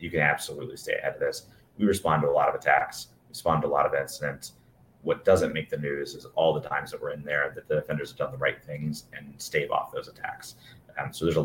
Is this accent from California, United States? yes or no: no; Alabama, United States; being from Alabama